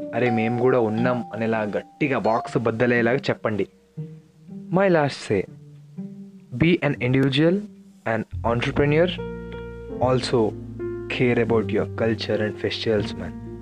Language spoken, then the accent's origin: Telugu; India; మనం పుట్టి పెరిగింది ఇక్కడే కదా